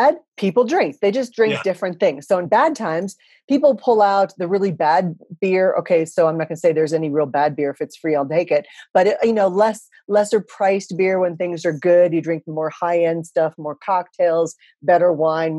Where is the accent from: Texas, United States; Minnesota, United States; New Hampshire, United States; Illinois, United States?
Texas, United States; moved away as an adult; also born or lived in Japan / Philippines / Singapore / Thailand; I come from Texas